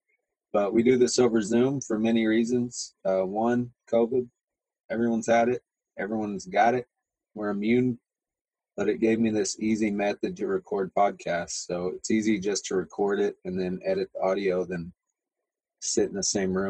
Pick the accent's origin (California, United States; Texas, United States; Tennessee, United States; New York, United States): Texas, United States; moved away; I'm from Texas, I have never met an English person until I came here to ministry school.